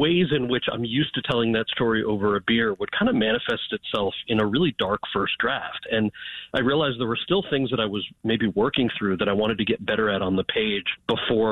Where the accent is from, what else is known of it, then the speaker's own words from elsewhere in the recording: outside of New York City, United States; I grew up outside of New York City